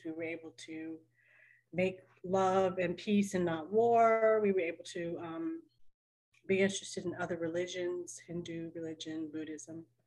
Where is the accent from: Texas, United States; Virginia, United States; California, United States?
Virginia, United States; Richmond; I'm from Richmond, Virginia.